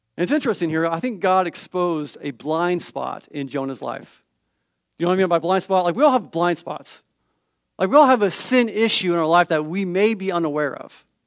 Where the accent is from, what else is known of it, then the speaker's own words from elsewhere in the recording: California, United States; I'm from the California public school system